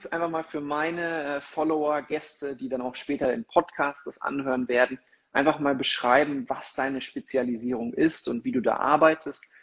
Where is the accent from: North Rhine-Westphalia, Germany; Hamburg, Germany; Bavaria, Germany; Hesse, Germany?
Bavaria, Germany; Munich; now in Mexico; Ich habe schon gesehen, 17 Grad, zumindest in meiner Heimatstadt München und die Sonne scheint.